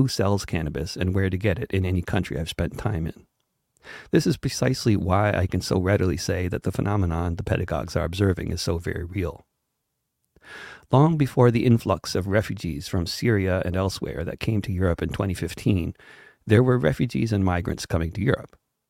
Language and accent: English; United States; I speak as an American with more than a passing familiarity with Sweden